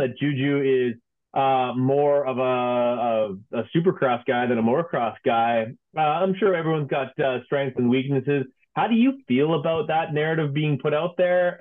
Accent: Canada; I'm Canadian, so like we have two official languages.

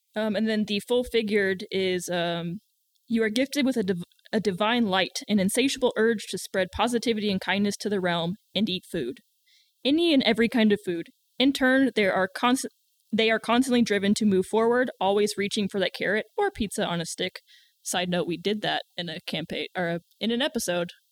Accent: the South, United States; accent: country; I'm from the South

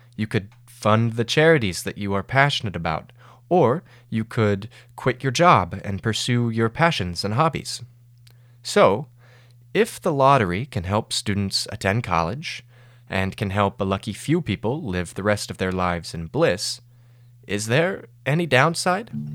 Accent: Georgia, United States; my home state, Georgia

